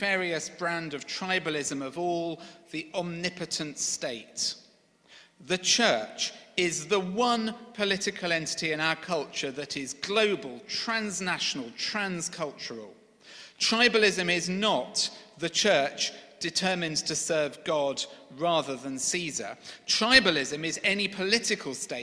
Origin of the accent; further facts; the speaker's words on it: Sevenoaks, South East England, United Kingdom; now in London, United Kingdom; from Sevenoaks